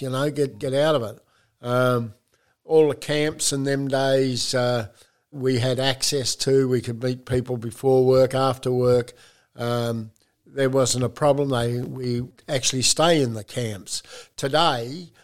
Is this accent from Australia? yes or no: yes; Geraldton, Western Australia, Australia; I was born in Geraldton, which is about 300 miles up from uh, Perth